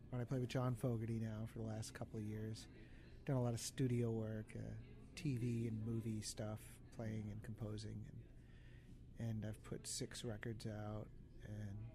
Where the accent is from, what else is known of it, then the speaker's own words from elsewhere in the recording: East Coast, United States; I grew up on the East Coast, you know, and I loved that.